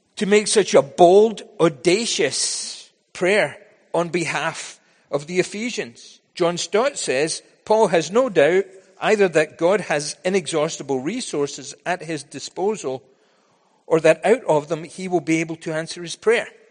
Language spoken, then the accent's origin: English; Scotland, United Kingdom; also born or lived in United States; now in Vancouver, Canada; When I was growing up in Scotland